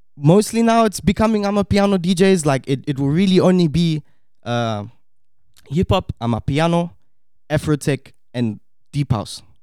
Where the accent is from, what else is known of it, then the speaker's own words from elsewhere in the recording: South Africa; also born or lived in Štip, North Macedonia; I was born here in Stip, Macedonia, and moved to South Africa when I was about two years old